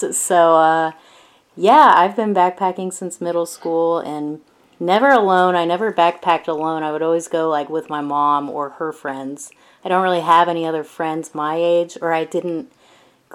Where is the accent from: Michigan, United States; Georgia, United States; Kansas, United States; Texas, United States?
Georgia, United States; just outside of Atlanta; also born or lived in Mississippi; I was born and raised just outside of Atlanta.